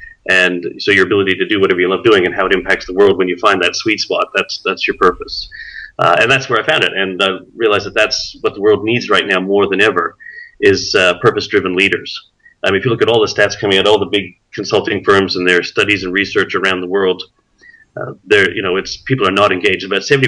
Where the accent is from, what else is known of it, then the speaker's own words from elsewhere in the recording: Canada; born there; moved away; also born or lived in Australia / New Guinea; My folks actually, as I'm Canadian born, moved to Australia in 81, and I moved with them. But long story short, flipped back and forth between Australia, Canada, New Guinea.